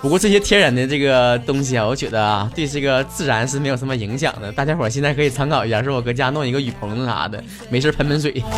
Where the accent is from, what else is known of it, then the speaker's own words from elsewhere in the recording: Northeast China, China; 像我们东北这边儿，其实夏天也挺热的